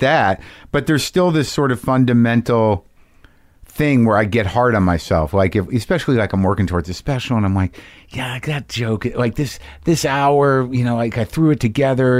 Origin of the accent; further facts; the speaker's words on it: Albuquerque, New Mexico, United States; also born or lived in New Jersey; I grew up in Albuquerque, New Mexico.